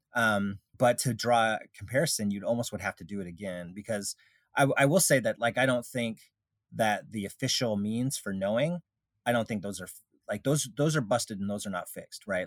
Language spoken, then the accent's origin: English; Alaska, United States; I grew up in Alaska